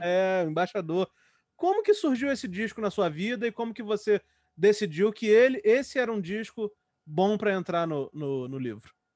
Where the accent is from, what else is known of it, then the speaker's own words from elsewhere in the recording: Rio de Janeiro, Brazil; eu sou do Rio